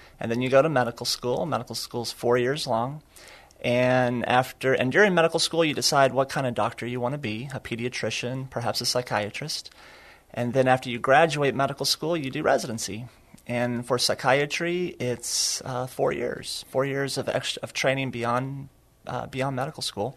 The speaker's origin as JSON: {"language": "English", "town": "Sachse", "region": "Texas", "country": "United States", "tie": "born or raised there", "also_born_or_lived": "Austin, Texas", "moved": "as an adult", "lives_now": "San Antonio, United States", "said": "I'm from Sachse, Texas"}